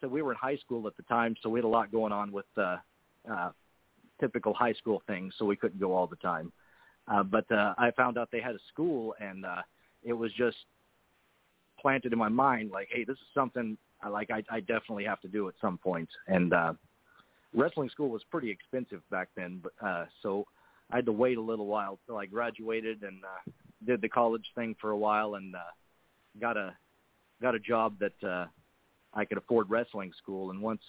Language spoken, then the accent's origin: English; Oklahoma, United States; also born or lived in Canada / Texas; I was born in Canada, but my parents are American citizens, so I'm an American citizen. I lived there as a child, but we moved around a little bit when I was younger. My parents were in the oil business, so we lived in Texas for a little while and eventually settled in Oklahoma